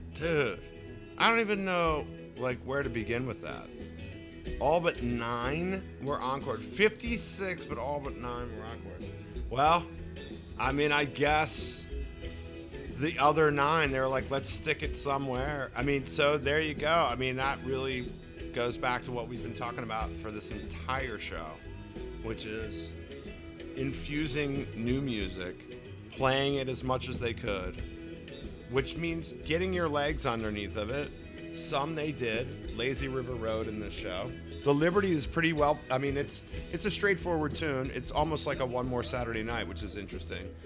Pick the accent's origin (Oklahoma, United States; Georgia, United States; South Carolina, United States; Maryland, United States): Maryland, United States; Baltimore; I've always lived in Baltimore or the surrounding area. It's not like I lived in different spots in my life. I've always been here. So I travel out of here. I love my hometown. I love Baltimore